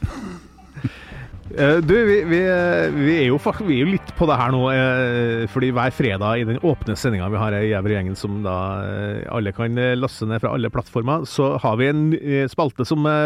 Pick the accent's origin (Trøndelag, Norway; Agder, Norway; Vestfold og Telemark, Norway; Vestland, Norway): Trøndelag, Norway; Steinkjer; moved away; jeg vokste opp i, eh, i Steinkjer eh, i Nord-Trøndelag, gamle Nord-Trøndelag